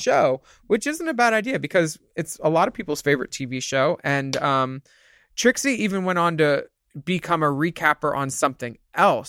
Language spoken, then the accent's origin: English; Philadelphia, Pennsylvania, United States; growing up in Philadelphia